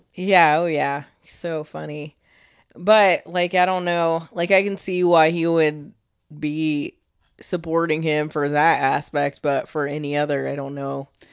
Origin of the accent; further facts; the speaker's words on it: Michigan, United States; now in Florida, United States; I was born in Michigan